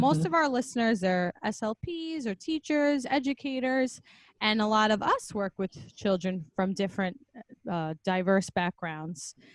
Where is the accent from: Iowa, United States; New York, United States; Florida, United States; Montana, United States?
New York, United States; We're both from New York